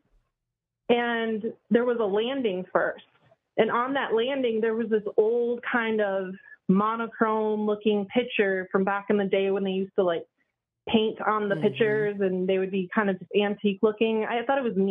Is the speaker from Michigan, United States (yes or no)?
yes; Michigan, United States; also born or lived in Indianapolis; I'm from Michigan